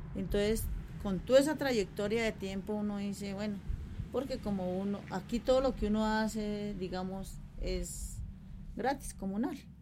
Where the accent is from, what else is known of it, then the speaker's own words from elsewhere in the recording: Bogotá, Colombia; also born or lived in Verjón Bajo, Santa Fe, Bogotá; yo soy natal de aquí, eh, de la vereda, nací en el Verjón Bajo Chapinero